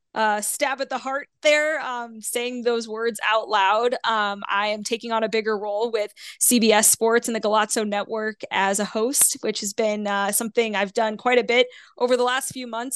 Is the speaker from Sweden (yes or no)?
no; St. Louis, Missouri, United States; moved away; I'm from Saint Louis originally.